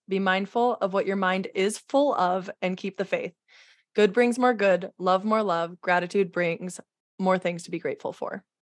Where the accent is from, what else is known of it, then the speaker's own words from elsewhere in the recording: Midwest, United States; growing up in the Midwest